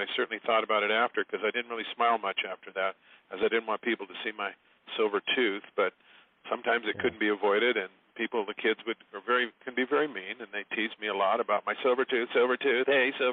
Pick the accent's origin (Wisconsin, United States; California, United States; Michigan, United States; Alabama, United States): California, United States; San Diego; moved away; I grew up in San Diego, California